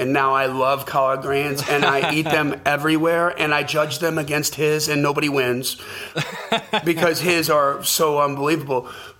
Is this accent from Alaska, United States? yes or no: no; Wisconsin, United States; moved away; also born or lived in Los Angeles; I grew up in Wisconsin.